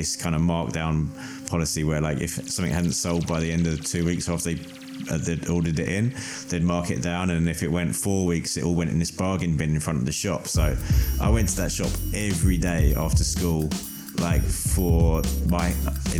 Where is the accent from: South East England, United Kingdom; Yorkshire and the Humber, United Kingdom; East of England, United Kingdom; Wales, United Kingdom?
East of England, United Kingdom; Hertford; I grew up in Hartford, which is just outside North London